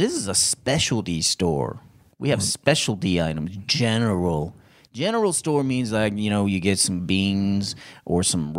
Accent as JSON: {"language": "English", "town": "Frankfort", "region": "Kentucky", "country": "United States", "tie": "born or raised there", "said": "Well, first of all, I grew up outside of Frankfurt in Kentucky, not Germany."}